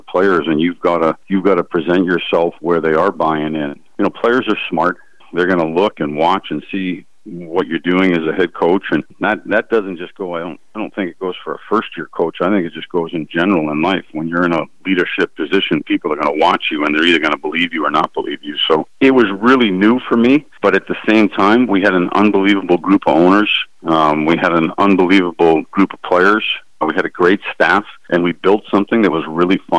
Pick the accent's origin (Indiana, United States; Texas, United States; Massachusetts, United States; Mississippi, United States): Massachusetts, United States; moved away as an adult; being a Massachusetts kid